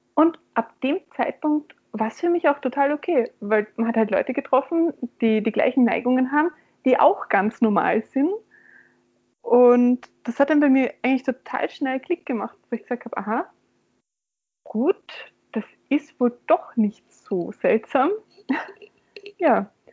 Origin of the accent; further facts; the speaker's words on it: Graz, Styria, Austria; in meiner Heimatstadt in Graz